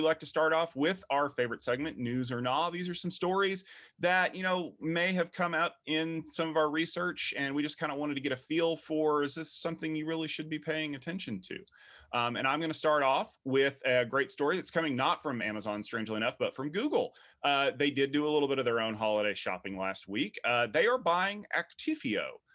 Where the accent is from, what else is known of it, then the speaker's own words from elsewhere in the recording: United States; We are American